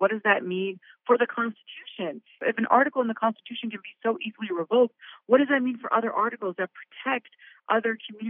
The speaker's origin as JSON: {"language": "English", "country": "Pakistan", "tie": "born or raised there", "said": "like I was born in Pakistan. I was raised, I knew I was Pakistani. I have a Pakistani passport as well."}